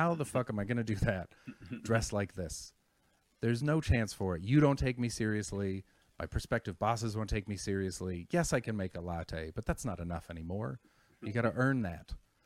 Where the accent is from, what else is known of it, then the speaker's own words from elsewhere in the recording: Canada; I'm from Canada